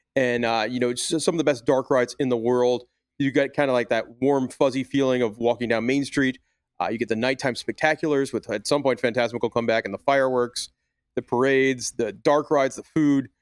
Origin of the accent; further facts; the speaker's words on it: Long Island, New York, United States; I grew up on Long Island in New York.